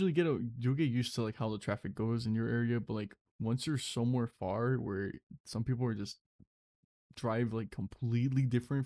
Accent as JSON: {"language": "English", "region": "California", "country": "United States", "said": "I'm from Cali."}